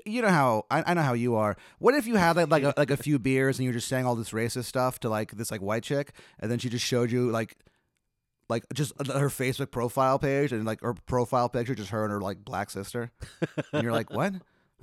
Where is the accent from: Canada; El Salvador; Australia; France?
El Salvador; I'm from El Salvador.